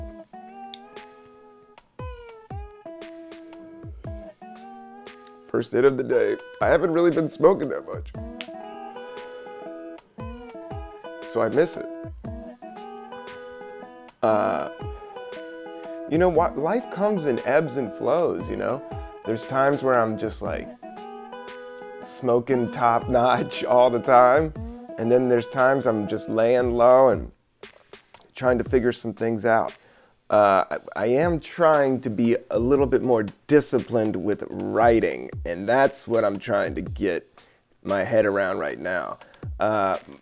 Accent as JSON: {"language": "English", "town": "Washington", "region": "District of Columbia", "country": "United States", "tie": "born or raised there", "moved": "yes", "said": "Washington, DC, my hometown"}